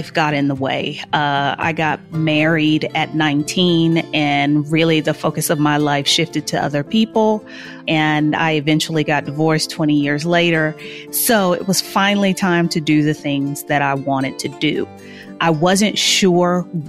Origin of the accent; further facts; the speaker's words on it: Houston, Texas, United States; moved away as an adult; now in Mexico City, Mexico; I am originally from Houston. I currently live in Mexico City